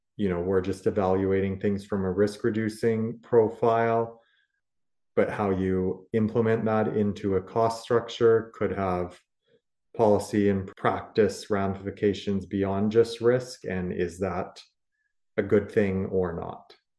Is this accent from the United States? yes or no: no; Canada; as Canadian producers